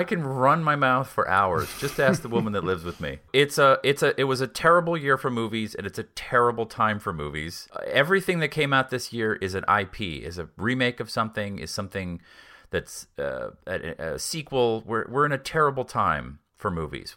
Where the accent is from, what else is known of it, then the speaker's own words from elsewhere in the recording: Boston, Massachusetts, United States; I grew up in Boston